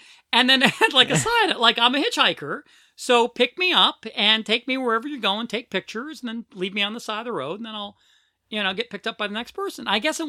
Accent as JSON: {"language": "English", "town": "Philadelphia", "region": "Pennsylvania", "country": "United States", "said": "I'm from Philadelphia."}